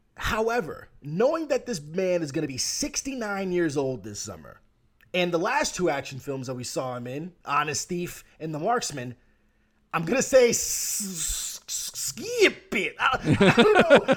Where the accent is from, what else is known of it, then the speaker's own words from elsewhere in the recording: United States; I'm American